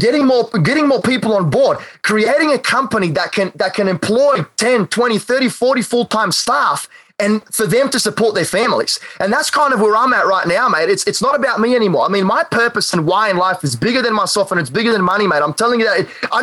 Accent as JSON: {"language": "English", "region": "North Carolina", "country": "United States", "said": "I'm actually not. I'm from North Carolina."}